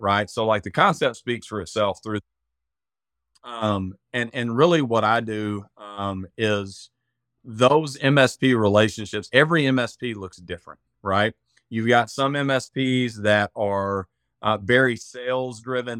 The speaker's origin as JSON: {"language": "English", "region": "Arkansas", "country": "United States", "accent": "redneck", "said": "I'm from Arkansas, if you can't tell by the, uh, by the redneck accent"}